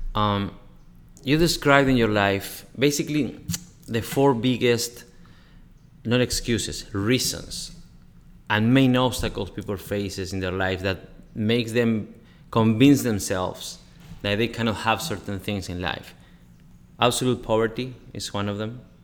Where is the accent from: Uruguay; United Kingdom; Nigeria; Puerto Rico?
Uruguay; in Uruguay, you know, I'm from Uruguay